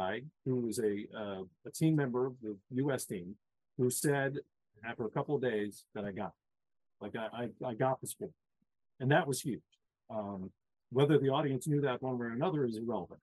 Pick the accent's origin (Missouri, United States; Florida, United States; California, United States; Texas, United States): Missouri, United States; St. Louis; moved away; as a kid growing up in St. Louis